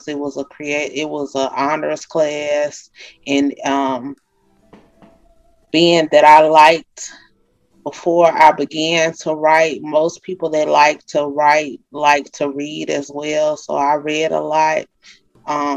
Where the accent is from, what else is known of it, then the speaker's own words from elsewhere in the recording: Monroe, Louisiana, United States; moved away as an adult; also born or lived in Vicksburg, Mississippi; I'm from Monroe, Louisiana. I grew up here in Monroe, Louisiana.